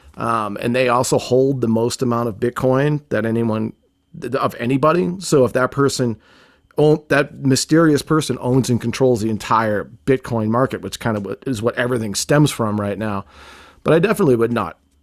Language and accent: English; Boston, Massachusetts, United States; I grew up in Boston in a rough neighborhood where you don't trust anybody